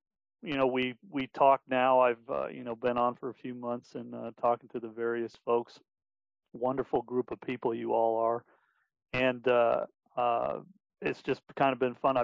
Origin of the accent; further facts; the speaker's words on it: Denver, Colorado, United States; now in Wichita, United States; I'm originally from Denver, Colorado, now living in Wichita, Kansas